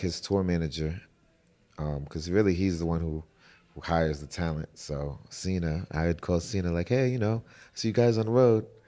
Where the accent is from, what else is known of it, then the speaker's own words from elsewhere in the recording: New York City, New York, United States; moved away; also born or lived in Atlanta; I'm from New York City